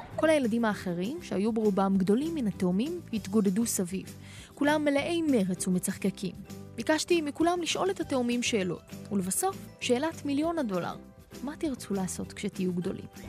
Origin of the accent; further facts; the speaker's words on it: Haifa, Haifa District, Israel; moved away; אני בעצמי חיפנית